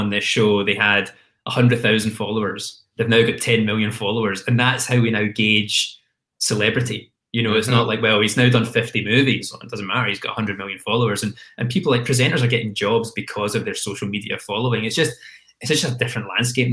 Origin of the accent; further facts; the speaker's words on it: Glasgow, Scotland, United Kingdom; moved away as an adult; also born or lived in London; I was the same as any kid growing up in Glasgow